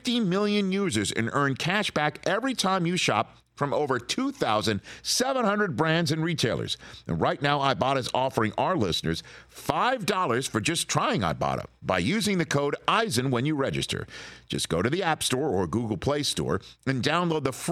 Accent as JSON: {"language": "English", "town": "New York City", "region": "New York", "country": "United States", "said": "I'm from Staten Island, New York"}